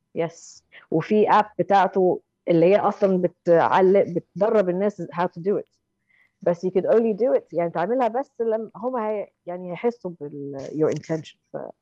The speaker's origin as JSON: {"language": "Arabic", "country": "Egypt", "moved": "yes", "lives_now": "London, United Kingdom", "said": "احنا كمصريين"}